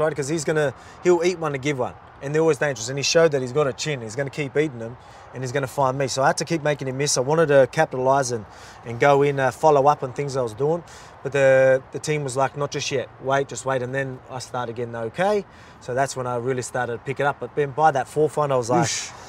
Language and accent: English; Australia; I'm from Australia